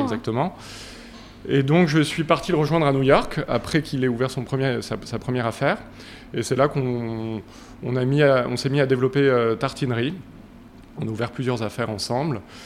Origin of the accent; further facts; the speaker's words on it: Paris, Île-de-France, France; moi, je suis un vrai Parisien. J'ai grandi à Paris euh, dans le 6e